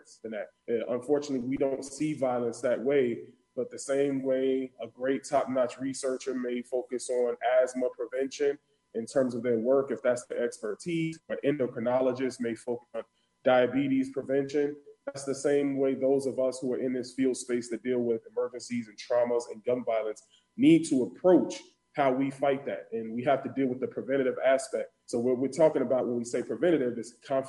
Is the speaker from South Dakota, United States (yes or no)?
no; Chicago, Illinois, United States; also born or lived in Northwest Indiana; I hail from Chicago, South Side.